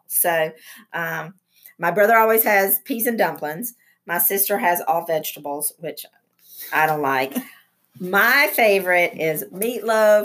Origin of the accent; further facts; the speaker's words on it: Burnsville, North Carolina, United States; moved away; My hometown is a little town in the mountains of North Carolina in Yancey County called Burnsville